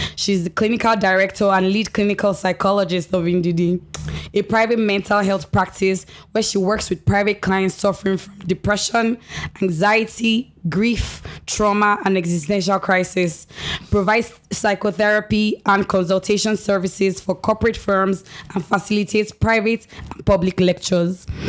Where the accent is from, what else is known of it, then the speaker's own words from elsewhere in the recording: Nigeria; as a Nigerian